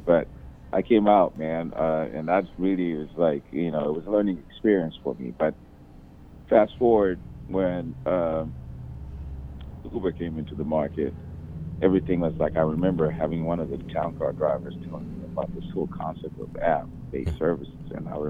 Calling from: Tanzania; And what brings me out here right now is I'm calling literally from Tanzania.

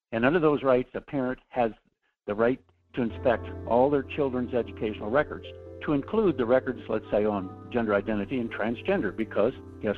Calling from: New Mexico, United States; This is … calling from New Mexico today because my daughter's expecting, and that's why we're down here.

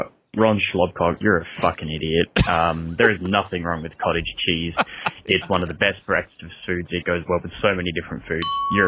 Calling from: Australia; Hey, I'm just calling from Australia to chime in.

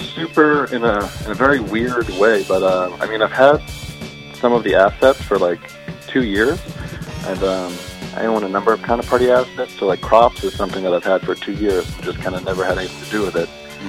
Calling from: Brooklyn, New York, United States; I'm located in Brooklyn.

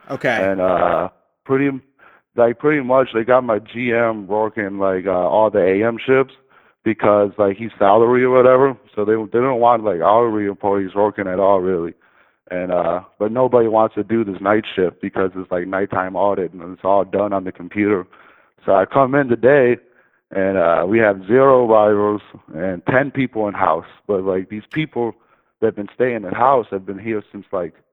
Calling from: Michigan, United States; man. Uh, I'm calling from Michigan.

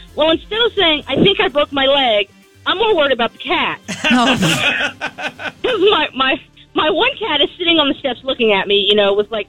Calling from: Felton, Delaware, United States; I'm calling from Felton.

